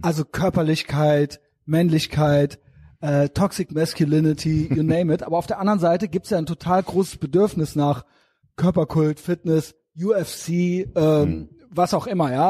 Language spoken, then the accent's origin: German; Koblenz, Rhineland-Palatinate, Germany; wenn man in äh, Koblenz und Umgebung groß geworden ist